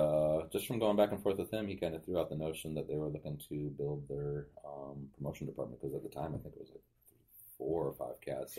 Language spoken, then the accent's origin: English; Kalamazoo, Michigan, United States; I came from Kalamazoo, Michigan.